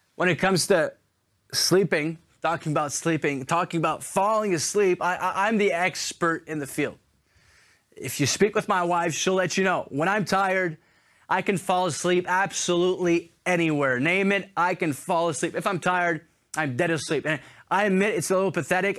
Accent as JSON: {"language": "English", "town": "Montreal", "region": "Quebec", "country": "Canada", "tie": "born or raised there", "moved": "yes", "lives_now": "Paris, France", "said": "I'm originally from Montreal, so it's such a privilege for me to be in my hometown"}